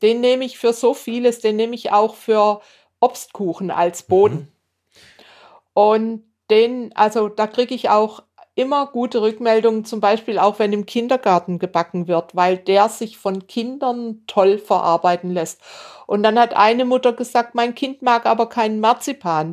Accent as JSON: {"language": "German", "town": "Bad Säckingen", "region": "Baden-Württemberg", "country": "Germany", "tie": "born or raised there", "said": "wir, meine Geschwister und ich, wir sind in Bad Säckingen an der Schweizer Grenze aufgewachsen."}